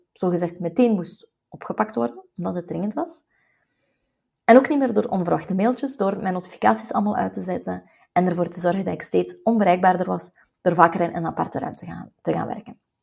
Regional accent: West Flanders, Belgium; als West-Vlaming

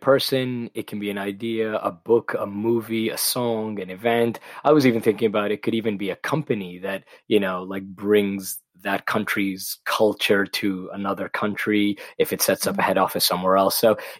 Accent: Pakistan; also born or lived in Middle East; growing up in the Middle East and in Pakistan, whenever somebody mentioned the UK, they said, oh, you're going to London.

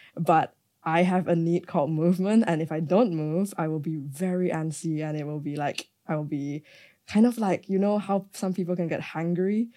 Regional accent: Malaysia; growing up in Malaysia

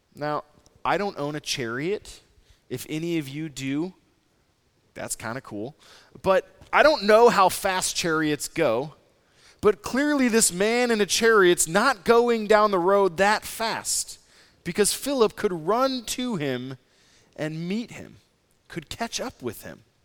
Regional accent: Nebraska, United States; moved away; also born or lived in San Francisco / Saint Louis; I'm from Nebraska.

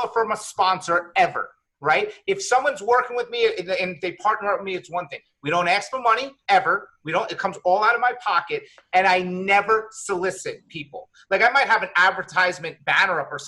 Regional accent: Long Island, New York, United States; now in Riverview, United States; I grew up in Long Island

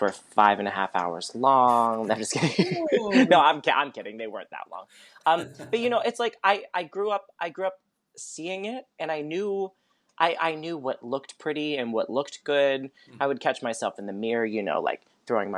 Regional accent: Pittsburgh, Pennsylvania, United States; I grew up in Pittsburgh

